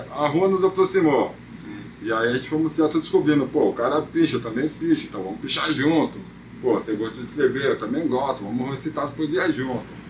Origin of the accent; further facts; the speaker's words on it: São Paulo, Brazil; residente, nascido e criado em Goianápolis, extremo da Zona Leste